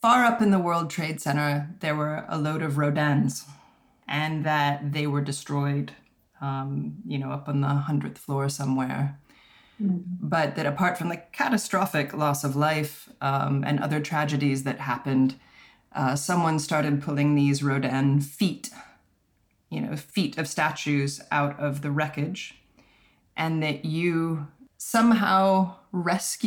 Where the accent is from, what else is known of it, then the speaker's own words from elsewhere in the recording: Colorado, United States; I'm from Colorado